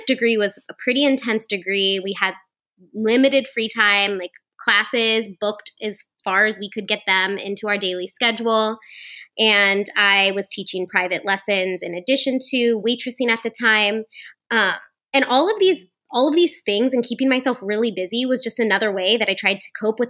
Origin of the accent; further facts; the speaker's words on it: Hartville, Ohio, United States; moved away; I grew up in Northeast Ohio, like right by you. If anybody knows where Hartville is, it's kind of in the middle of the Akron-Canton area